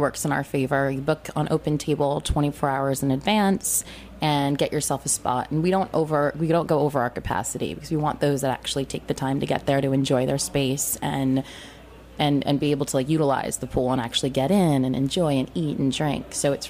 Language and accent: English; New England, United States; I grew up in New England on the beach